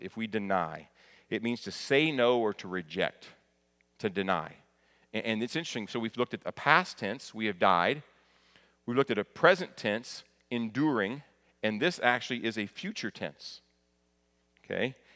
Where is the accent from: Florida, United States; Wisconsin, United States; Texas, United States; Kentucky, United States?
Kentucky, United States; moved away; I'm proud of my home state, very thankful for being raised in Kentucky.